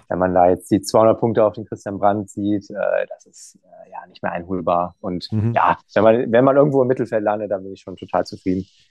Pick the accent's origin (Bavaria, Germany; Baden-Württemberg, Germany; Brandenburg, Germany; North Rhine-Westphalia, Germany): North Rhine-Westphalia, Germany; Emmerich am Rhein; now in Düsseldorf, Germany; ich komme ja aus Emmerich, Emmerich am Rhein